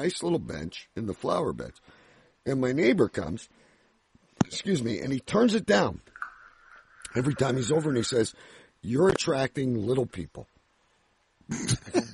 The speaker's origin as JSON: {"language": "English", "country": "Canada", "said": "I'm Canadian"}